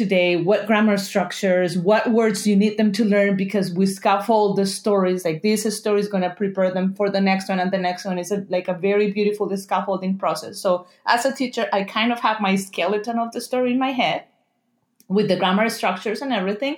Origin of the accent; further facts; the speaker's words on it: Colombia; moved away as an adult; now in Vancouver, Canada; I am originally from Colombia, and I moved to Canada 11 years ago. I live in the Vancouver area